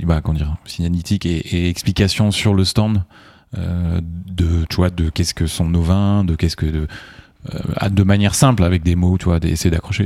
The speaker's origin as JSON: {"language": "French", "region": "Loire Valley", "country": "France", "said": "je viens de la Loire"}